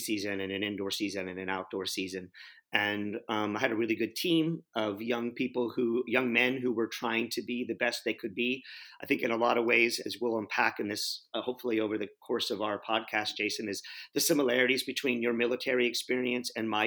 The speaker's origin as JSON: {"language": "English", "town": "San Antonio", "region": "Texas", "country": "United States", "tie": "born or raised there", "said": "I grew up in San Antonio, Texas"}